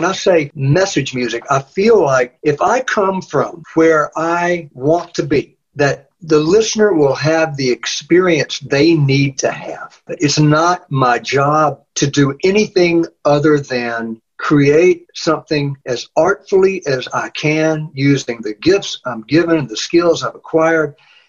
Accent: Deep South, United States; also born or lived in Nashville; now in Hattiesburg, United States; I grew up in the Deep South, and then I went to Nashville for 36 years, and I never thought I'd find myself way down here again

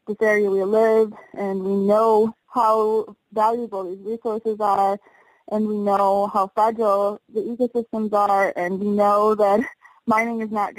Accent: Wisconsin, United States; moved away as an adult; also born or lived in Minnesota / Illinois; now in Alaska, United States; Well, yeah, I grew up in Wisconsin for the first 18 years, and I loved it very much.

